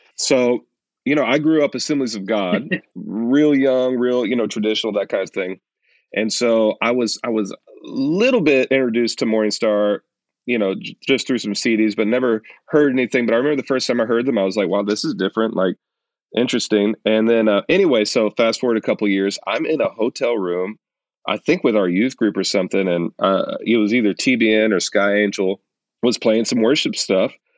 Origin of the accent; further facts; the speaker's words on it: Louisiana, United States; I'm Cajun, right? I'm from Louisiana.